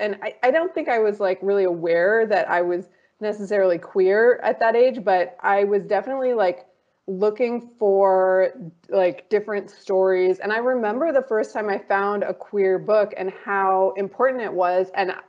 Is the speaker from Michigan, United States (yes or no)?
yes; Detroit, Michigan, United States; born there; I was born outside of Detroit in the city, so there was a lot of things. And then we moved when I was about 10 or 11 to like the country.